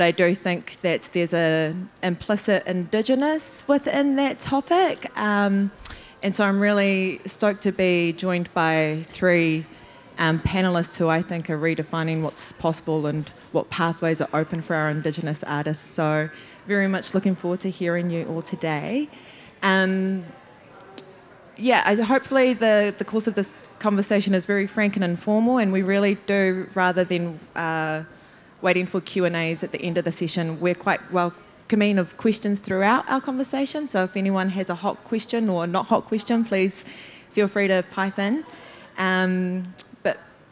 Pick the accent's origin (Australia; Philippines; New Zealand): New Zealand; I was born and raised here in Aotearoa